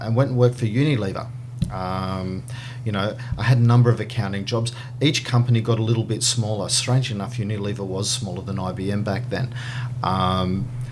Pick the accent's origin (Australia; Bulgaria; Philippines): Australia; Sydney, New South Wales; now in Brisbane, Australia; I was born down in Sutherland Shire in Sydney